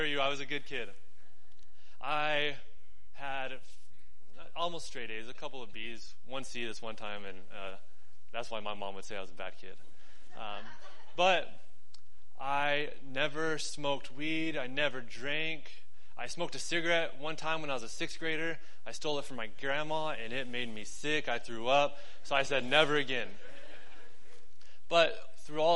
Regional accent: New Mexico, United States; moved away as an adult; also born or lived in Dallas, Texas / Denver, Colorado / Albuquerque; I moved from New Mexico to Dallas, Texas, back to New Mexico, to Denver, Colorado, back to New Mexico

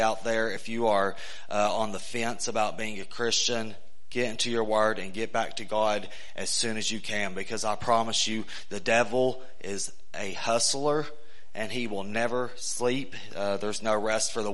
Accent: East Tennessee, United States; I'm from East Tennessee

